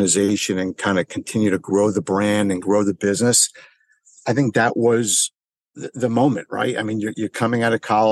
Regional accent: Springfield, New Jersey, United States; I grew up in Springfield, New Jersey

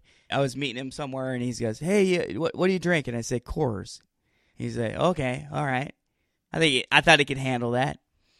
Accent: Western Washington, United States; moved away as an adult; now in West Tennessee, United States; I'm a beer snob from Washington. We were drinking craft beer as 16-year-olds.

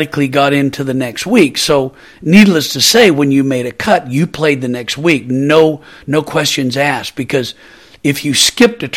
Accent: Portland, Oregon, United States; growing up in Portland, Oregon

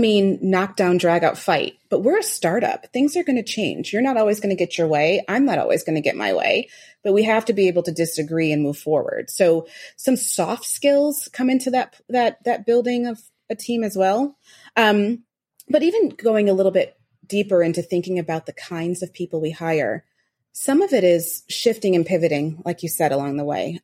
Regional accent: Rochester, New York, United States; I grew up in Western New York, um, Rochester, New York

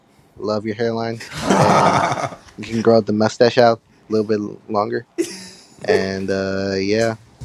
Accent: Alabama, United States; I'm from Alabama.

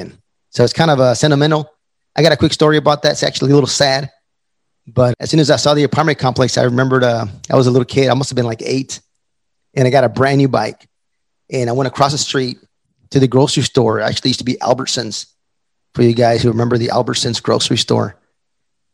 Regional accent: El Paso, Texas, United States; moved away; also born or lived in Fayetteville, North Carolina; I'm from El Paso, Texas

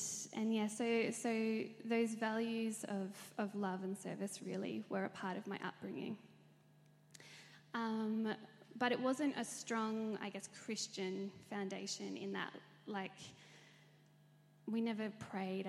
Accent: Melbourne, Victoria, Australia; I was born and raised in Melbourne. I grew up in Wantirna.

